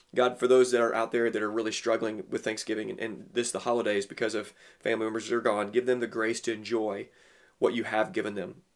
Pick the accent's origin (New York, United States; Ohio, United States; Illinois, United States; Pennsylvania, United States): Illinois, United States; Southern; also born or lived in Tennessee; I grew up in Southern Illinois